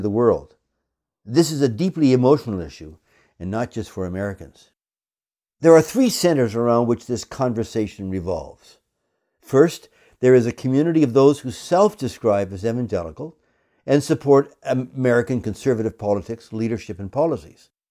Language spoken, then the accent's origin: English; Canada; I come to this subject as a Canadian